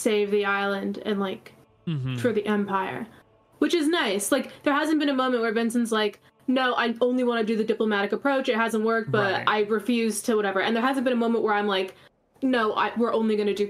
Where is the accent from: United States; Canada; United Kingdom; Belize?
Canada; I'm Canadian